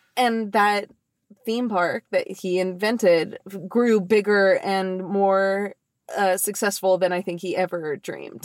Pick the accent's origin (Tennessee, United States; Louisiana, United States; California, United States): California, United States; Long Beach; I was born in Long Beach. I hmm. grew mm. up in Long Beach